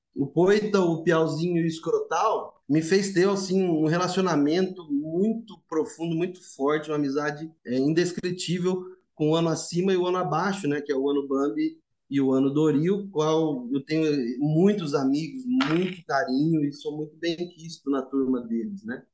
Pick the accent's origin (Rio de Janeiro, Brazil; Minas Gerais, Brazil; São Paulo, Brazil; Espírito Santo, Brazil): São Paulo, Brazil; Sou paulista, paulistano e São Paulino, vim da capital